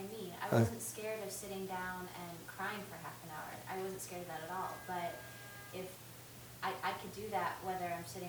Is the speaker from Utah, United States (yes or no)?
no; Iowa, United States; moved away; I'm from Iowa.